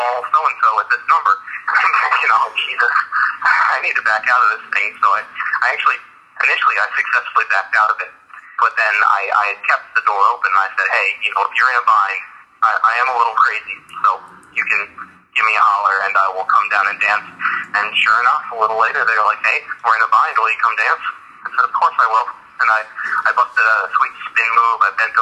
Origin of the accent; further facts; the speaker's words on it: New York, United States; moved away as an adult; now in Chicago, United States; I'm from New York